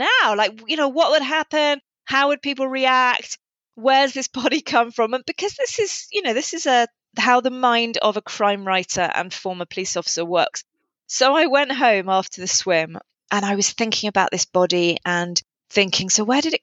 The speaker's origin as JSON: {"language": "English", "region": "England", "country": "United Kingdom", "moved": "as an adult", "lives_now": "Wales, United Kingdom", "said": "I'm an English incomer"}